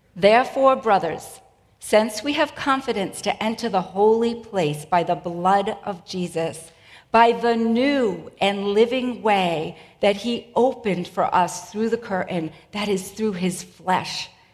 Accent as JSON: {"language": "English", "town": "Boston", "region": "Massachusetts", "country": "United States", "also_born_or_lived": "New England", "accent": "Boston", "said": "my Boston accent"}